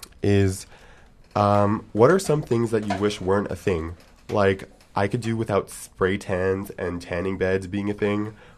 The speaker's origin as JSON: {"language": "English", "town": "Montreal", "region": "Quebec", "country": "Canada", "lives_now": "Vancouver, Canada", "said": "Because I'm not from Vancouver, Montreal's a little, like, European in that way"}